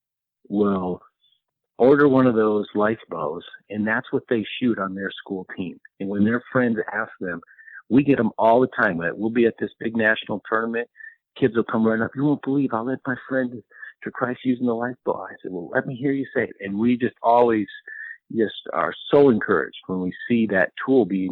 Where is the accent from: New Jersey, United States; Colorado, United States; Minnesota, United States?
Colorado, United States; I grew up in Colorado, and I was really fortunate. Grew up on a ranch.